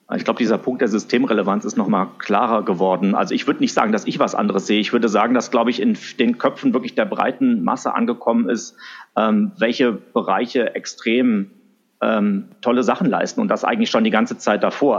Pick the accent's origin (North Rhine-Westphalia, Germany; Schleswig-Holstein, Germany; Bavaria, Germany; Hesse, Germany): Hesse, Germany; Wiesbaden; also born or lived in Sindelfingen; now in Frankfurt, Germany; Also geboren und aufgewachsen bin ich in, in Wiesbaden, äh, die Hauptstadt von Hessen